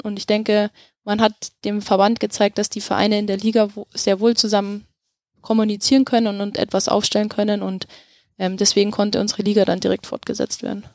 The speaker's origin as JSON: {"language": "German", "country": "Germany", "said": "bei uns in Deutschland"}